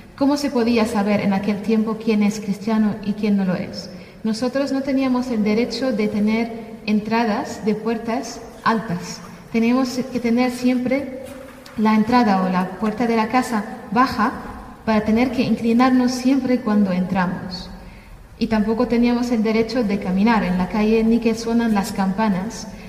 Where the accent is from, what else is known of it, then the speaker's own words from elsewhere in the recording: Damascus, Damascus Governorate, Syria; moved away as an adult; now in Spain; yo soy de Siria, de Damasco, nací en, Damasco eh, y crecí ahí toda mi vida